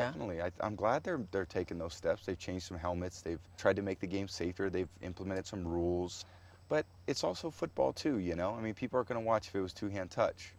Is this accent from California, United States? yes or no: yes; San Mateo, California, United States; I was growing up in Portola Drive in San Mateo, California